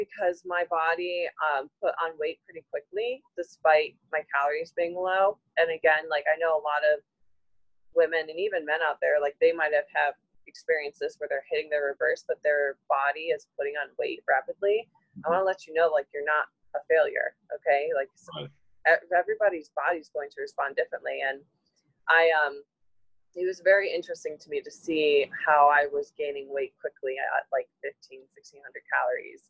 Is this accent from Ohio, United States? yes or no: yes; Ohio, United States; I'm from Ohio